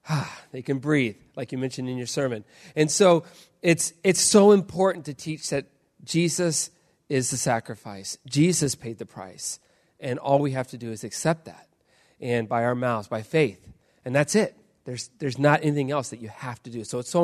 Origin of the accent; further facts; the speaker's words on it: Indonesia; I grew up in Indonesia. I was a missionary kid. I grew up in an island right above Australia.